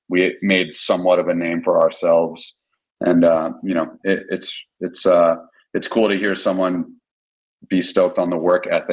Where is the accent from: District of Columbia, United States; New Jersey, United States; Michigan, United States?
New Jersey, United States; moved away; I was from New Jersey. I was raised in New Jersey